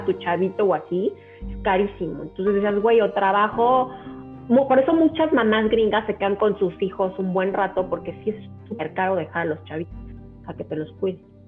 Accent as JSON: {"language": "Spanish", "country": "Mexico", "tie": "born or raised there", "moved": "as an adult", "lives_now": "New Jersey, United States", "said": "sí, sí, soy mexicana, bien mexicana. Este, bueno, mexicana, italiana, porque mi mamá es italiana, pero nací en México"}